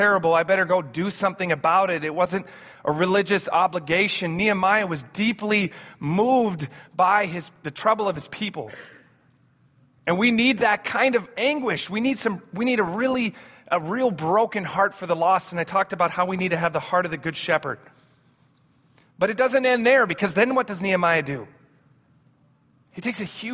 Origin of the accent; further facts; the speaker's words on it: Amsterdam, North Holland, Netherlands; We grew up in Amsterdam, my brother